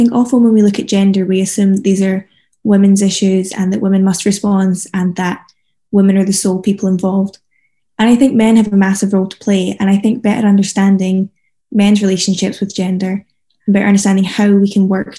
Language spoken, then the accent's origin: English; Scotland, United Kingdom; I come from Scotland